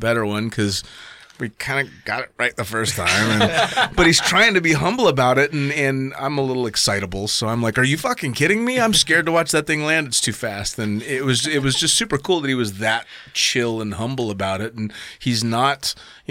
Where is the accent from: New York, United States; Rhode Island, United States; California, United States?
California, United States; I'm just from California.